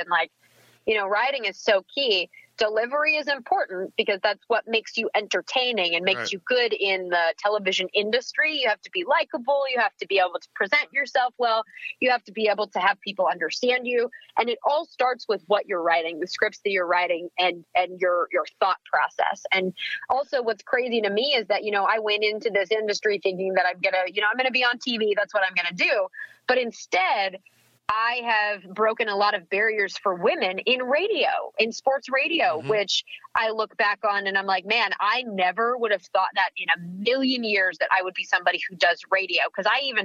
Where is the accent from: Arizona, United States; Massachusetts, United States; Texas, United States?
Texas, United States; Fort Worth; also born or lived in Peoria, Illinois / Australia; I call that my hometown because that is where most of my formative years were. That's where I grew up